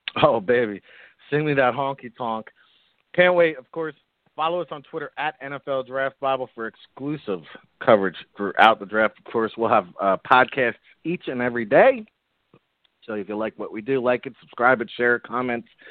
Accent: New Jersey, United States; here in my home state of New Jersey

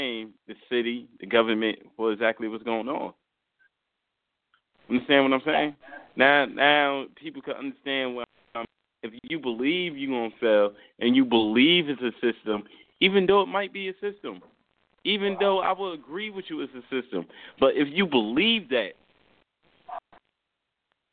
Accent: Newark, New Jersey, United States; I come from Newark

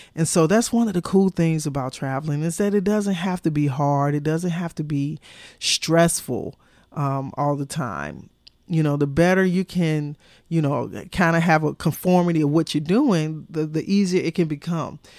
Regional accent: United States; as an American and traveling to Europe

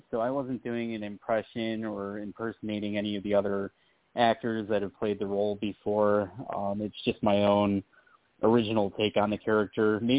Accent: Rochester, New York, United States; I'm from I'm from Rochester. We're real close to Buffalo

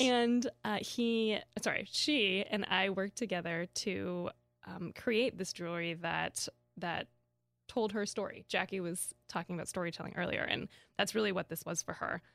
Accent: Kansas, United States; I grew up in Kansas

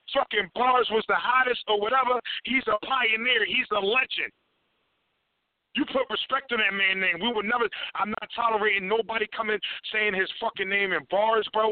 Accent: Philadelphia, Pennsylvania, United States; I'm from West Philly

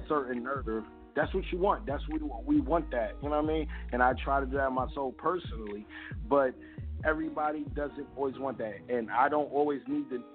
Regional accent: New York City, New York, United States; now in Delaware, United States; I'm originally from Brooklyn

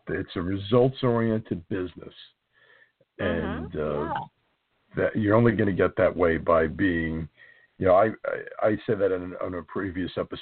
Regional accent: New Jersey, United States; I'm from New Jersey

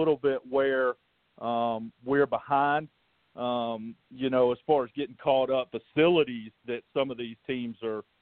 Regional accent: Greenwood, South Carolina, United States; I grew up in Greenwood

